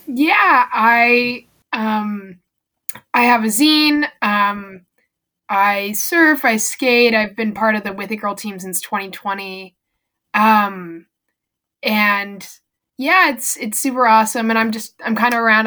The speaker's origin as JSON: {"language": "English", "town": "El Cerrito", "region": "California", "country": "United States", "tie": "born or raised there", "said": "I live in the same house that I was born um near and um I live in El Cerrito, California"}